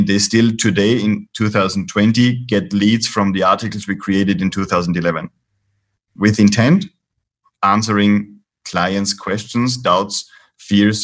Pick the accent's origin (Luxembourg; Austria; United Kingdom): Austria; now in Spain; I'm based in Spain here. I'm originally from Austria